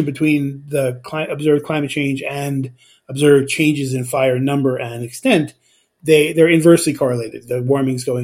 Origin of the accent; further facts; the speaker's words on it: Los Angeles, California, United States; moved away; I grew up in Los Angeles